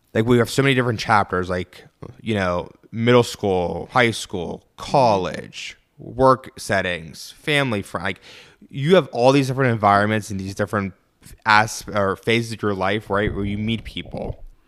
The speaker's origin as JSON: {"language": "English", "town": "Pittsburgh", "region": "Pennsylvania", "country": "United States", "said": "originally from Pittsburgh. Um, South Hills to be specific"}